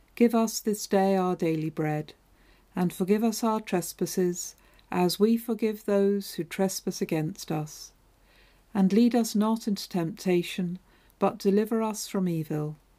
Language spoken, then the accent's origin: English; Devonshire, South West England, United Kingdom; moved away as an adult; also born or lived in Hull; When I moved up from Devonshire to Hull to go to university